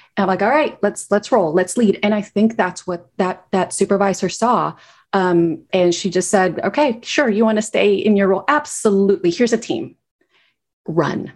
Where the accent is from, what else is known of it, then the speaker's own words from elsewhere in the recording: Guatemala; moved away as an adult; also born or lived in United States; I grew up in Guatemala